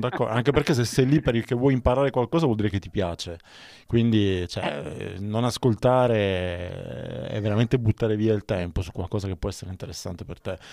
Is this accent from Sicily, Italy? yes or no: yes; Palermo, Sicily, Italy; moved away; io sono palermitano